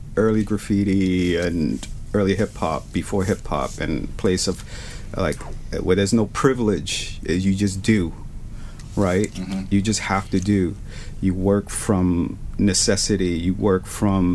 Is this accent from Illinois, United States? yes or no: no; New York City, New York, United States; I'm this kid from the South Bronx or Spanish Harlem